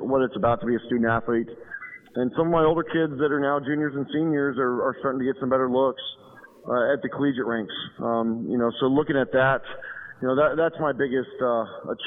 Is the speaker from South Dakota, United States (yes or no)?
no; Arizona, United States; moved away as an adult; now in Ohio, United States; I grew up in Arizona, so we play baseball year-round.